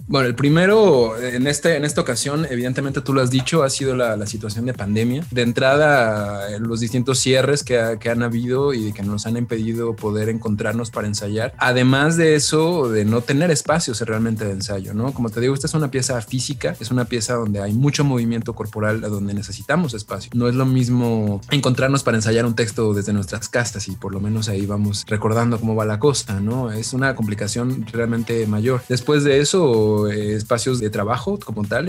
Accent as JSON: {"language": "Spanish", "country": "Mexico", "said": "como buenos mexicanos que somos"}